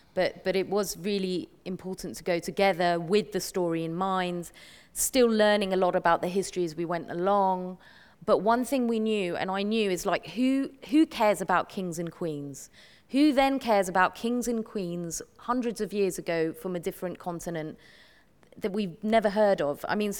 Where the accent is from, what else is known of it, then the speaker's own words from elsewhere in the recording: United Kingdom; me as a British Asian Muslim